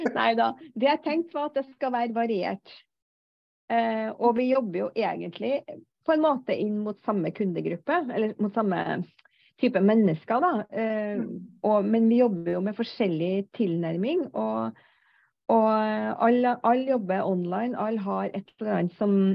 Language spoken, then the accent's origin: Norwegian; Trøndelag, Norway; Jeg er en trønder på 56 år